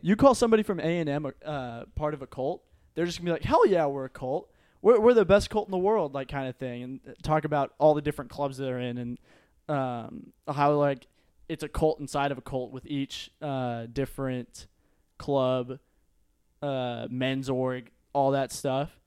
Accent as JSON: {"language": "English", "town": "Euless", "region": "Texas", "country": "United States", "tie": "born or raised there", "said": "I grew up in Euless, we're pretty close to South Lake"}